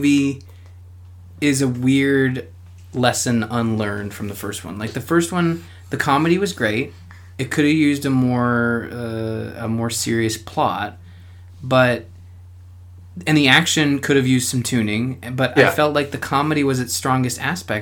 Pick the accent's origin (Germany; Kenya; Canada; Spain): Canada; as a Canadian